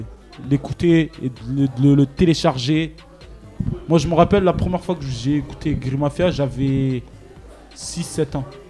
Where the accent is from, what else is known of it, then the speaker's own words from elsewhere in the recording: Félix Pyat, Provence-Alpes-Côte d'Azur, France; j'ai grandi à Félix Piat